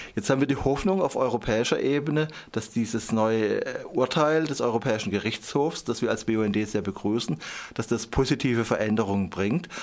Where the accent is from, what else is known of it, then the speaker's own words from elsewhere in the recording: Endingen am Kaiserstuhl, Baden-Württemberg, Germany; ich komme aus Endingen am Kaiserstuhl